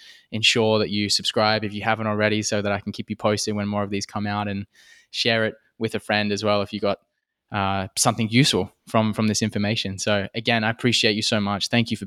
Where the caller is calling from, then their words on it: Algarve, Portugal; I'm dialing in from Portugal. I'm back in Portugal on the Algarve here.